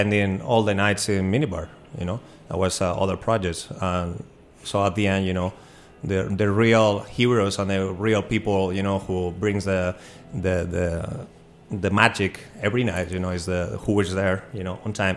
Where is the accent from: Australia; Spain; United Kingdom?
Spain; now in Washington, DC, United States; I'm an immigrant from Spain, but always felt like DC, you know, was my home